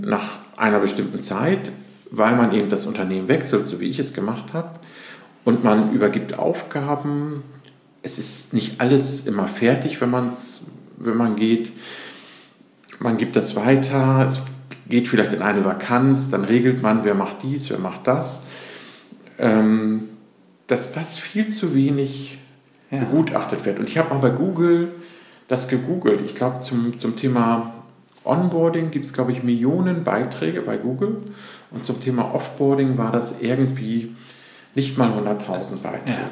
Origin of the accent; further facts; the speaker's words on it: between Bremen and Hamburg, Lower Saxony, Germany; also born or lived in Hannover; now in Hamburg, Germany; bin aufgewachsen zwischen Bremen und Hamburg